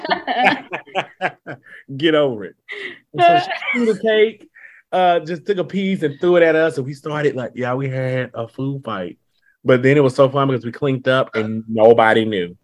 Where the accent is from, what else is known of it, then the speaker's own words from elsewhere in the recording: Alabama, United States; now in Washington, D.C., United States; I'm from Alabama